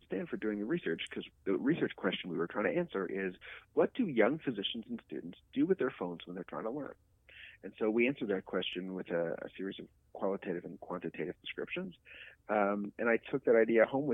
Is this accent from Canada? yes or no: yes; Canada; I'm Canadian. I did all my training in Canada